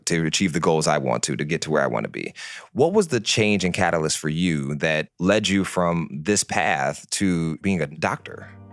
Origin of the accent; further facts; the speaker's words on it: Detroit, Michigan, United States; I'm originally from Detroit